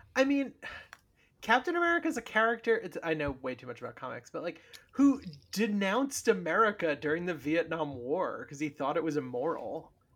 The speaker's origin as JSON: {"language": "English", "region": "New York", "country": "United States", "tie": "born or raised there", "said": "I grew up in New York, like, we had midnight movies of all the classics"}